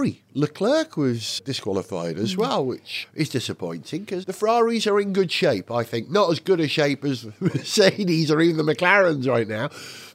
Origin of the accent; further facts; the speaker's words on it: Welsh, Wales, United Kingdom; as a Welshman